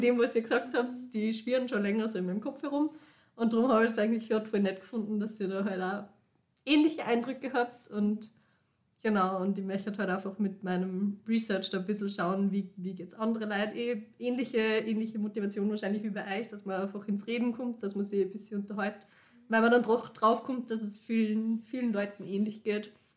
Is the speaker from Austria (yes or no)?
yes; Linz, Upper Austria, Austria; moved away as an adult; now in Vienna, Austria; ich bin aus Linz, ich habe früher in Linz ähm, einfach in einer fixen Gruppe immer tanzt